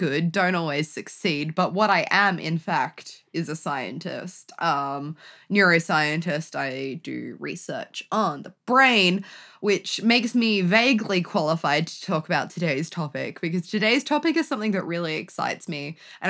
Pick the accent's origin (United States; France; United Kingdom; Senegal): United Kingdom; England; now in Australia; To here, I am from England, I hail. Only because, yeah, I was born there, but that's not the point.